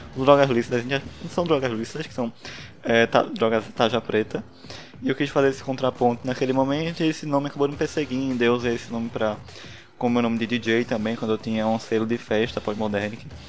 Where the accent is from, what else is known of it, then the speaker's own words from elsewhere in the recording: Recife, Pernambuco, Brazil; Não sei se deu pra notar pelo sotaque, mas eu sou de Recife